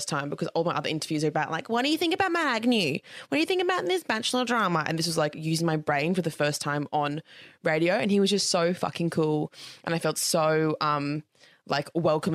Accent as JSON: {"language": "English", "country": "Australia", "said": "being Australian"}